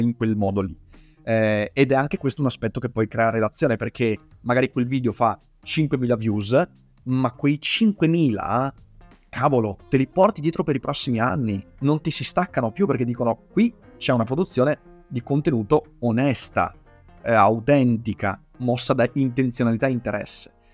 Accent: Veneto, Italy; accent: Venetian; la mia cadenza veneta

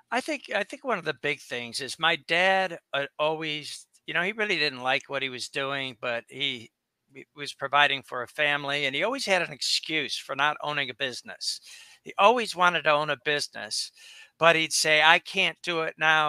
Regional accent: suburb of Detroit, Michigan, United States; now in Boca Raton, United States; my dad moved us uh, when I was three to a suburb on the water.

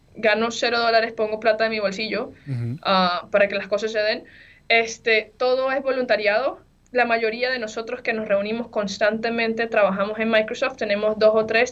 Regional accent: Venezuela; moved away; yo soy de Venezuela

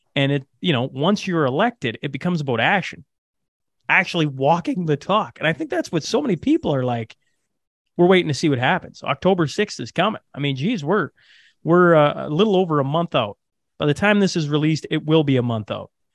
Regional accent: Hillmond, Saskatchewan, Canada; now in Alberta, Canada; hillmond is this tiny little hamlet in saskatchewan so i grew up

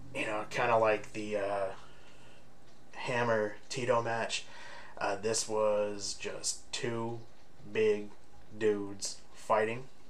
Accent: Bay Area, California, United States; in the area, my hometown

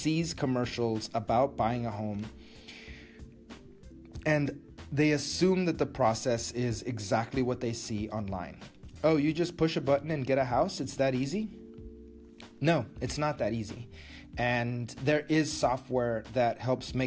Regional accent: Matamoros, Tamaulipas, Mexico; moved away; my hometown of Matamoros

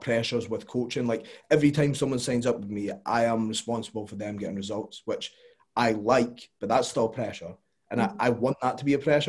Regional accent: Scotland, United Kingdom; we're Scottish

